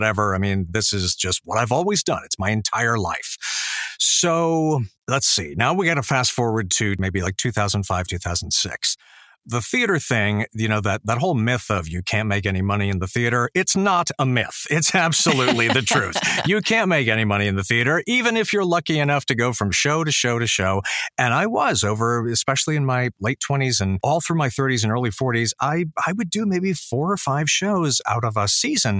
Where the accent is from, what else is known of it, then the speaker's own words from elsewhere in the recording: Fort Lauderdale, Florida, United States; also born or lived in New York; now in Boca Raton, United States; I'm actually from Fort Lauderdale, so I'm one of the, like, six native Floridians that are still here